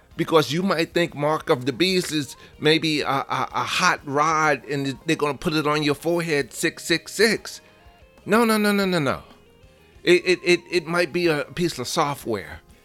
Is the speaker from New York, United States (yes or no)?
yes; New York City, New York, United States; I'm from the Bronx